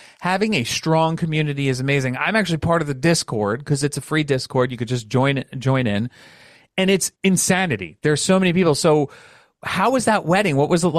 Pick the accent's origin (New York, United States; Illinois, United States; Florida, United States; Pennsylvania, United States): New York, United States; New York City; we have similar upbringings where we grew up in New York City.